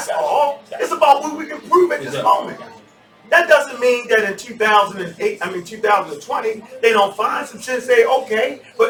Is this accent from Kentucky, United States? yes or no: no; Baltimore, Maryland, United States; Like I came from Baltimore because it was like, man, how many times you gonna get shot and live, dude?